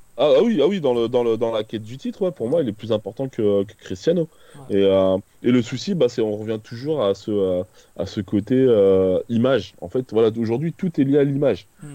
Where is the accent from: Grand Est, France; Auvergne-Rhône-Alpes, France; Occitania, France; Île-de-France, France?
Île-de-France, France; Créteil; j'ai grandi à Créteil